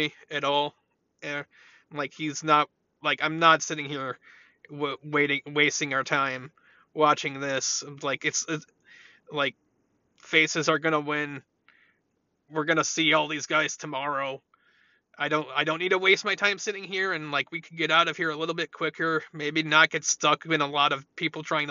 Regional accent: Illinois, United States; I'm from Illinois

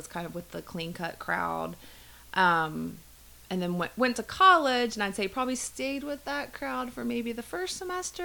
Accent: Memphis, Tennessee, United States; moved away as an adult; also born or lived in North Carolina; now in Atlanta, United States; Grew up in Memphis, went to school in North Carolina, came to Atlanta after graduation

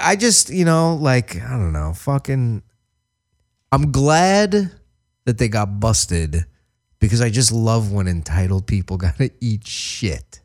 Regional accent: New York, United States; I grew up in New York

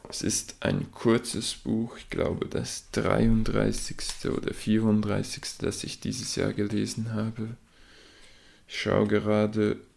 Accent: Switzerland; an meinem Akzent an meinem Dialekt, wie man dem auch immer sagen will, erkennt, komme ich aus der Schweiz

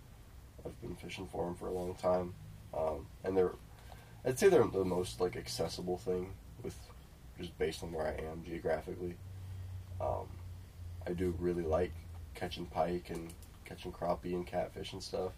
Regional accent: Lincoln, Nebraska, United States; I'm from Lincoln, Nebraska. Lived here all my life.

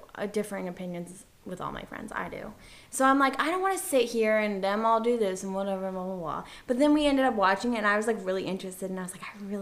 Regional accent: Georgia, United States; I am from Georgia

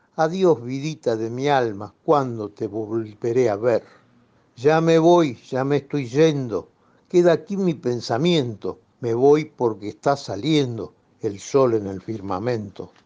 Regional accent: Buenos Aires, Argentina; yo soy porteño

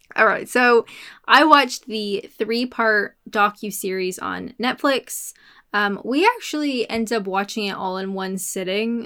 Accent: Canada; I'm Canadian.

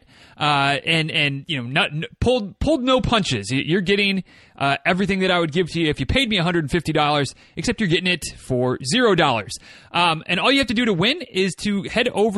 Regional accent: Michigan, United States; from my home state

